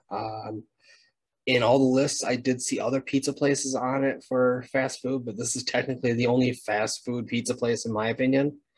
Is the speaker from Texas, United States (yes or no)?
no; Wisconsin, United States; Uh, born and bred in Wisconsin. It's a Wisconsin home treat.